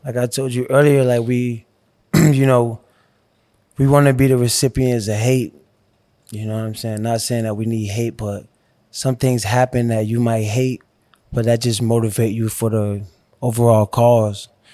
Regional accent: Miami, Florida, United States; moved away as an adult; growing up in Miami, Liberty City, you know, I had to bounce around

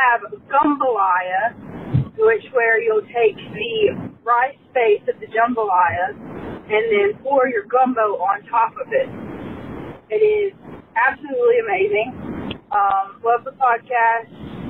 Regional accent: Louisiana, United States; As a Louisiana native myself

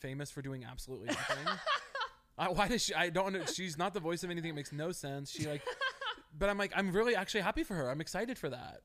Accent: Missouri, United States; moved away as an adult; also born or lived in Chicago; now in Los Angeles, United States; I grew up in Missouri in a very small town

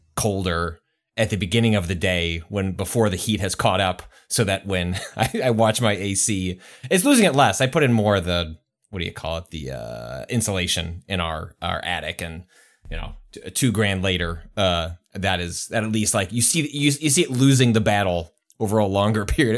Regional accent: Midwest, United States; I've been conditioned growing up in the Midwest

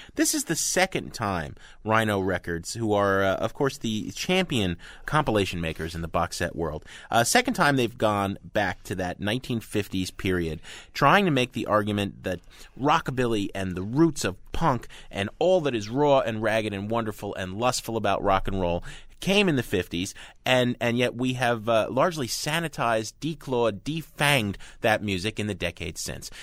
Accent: United States; I'm an American, not a Brit

